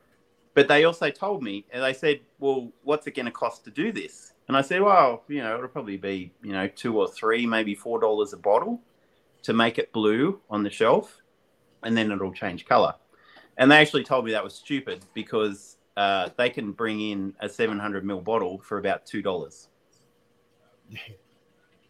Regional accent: Australia; Aussie distillers

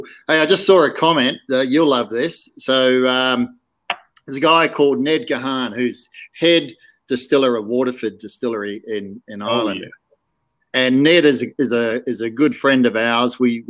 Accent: New Zealand; moved away; also born or lived in Reefton, West Coast, New Zealand; originally, I still am. I'm a Kiwi.

